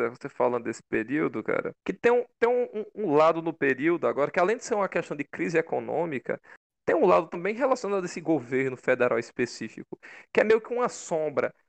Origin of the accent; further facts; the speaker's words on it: Crato, Ceará, Brazil; Eu sou daqui, né? sou do Crato.